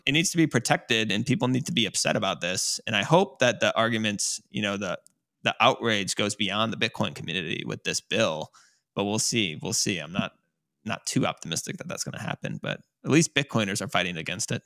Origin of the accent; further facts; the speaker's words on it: United States; as an American